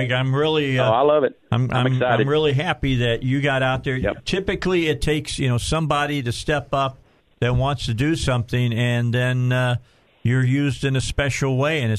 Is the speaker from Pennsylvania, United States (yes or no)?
no; Cabot, Arkansas, United States; I'm from Cabot